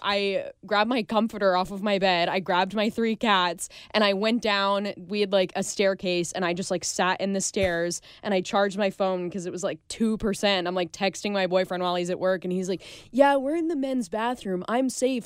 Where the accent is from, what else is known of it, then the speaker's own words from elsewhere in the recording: Overland Park, Kansas, United States; moved away; I grew up in Overland Park, which is kind of like a smaller portion of, like, Kansas City.